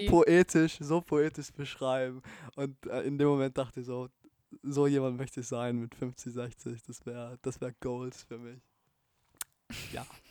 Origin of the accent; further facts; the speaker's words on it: Bolzano, Trentino-Alto Adige, Italy; in Bozen, in meiner Heimatstadt